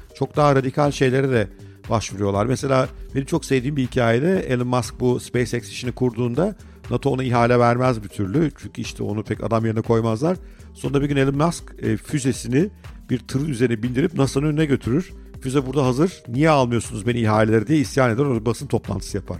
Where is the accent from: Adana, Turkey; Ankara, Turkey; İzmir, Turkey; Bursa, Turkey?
Ankara, Turkey; çocukluğumu büyük bölümde Ankara'da geçirdim.